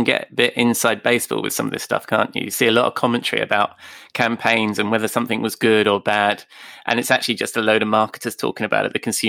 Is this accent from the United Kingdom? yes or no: yes; London, United Kingdom; also born or lived in Oxford / United States; now in near Oxford, United Kingdom; I'm a Londoner, so I was born in London. So even though I live outside London near Oxford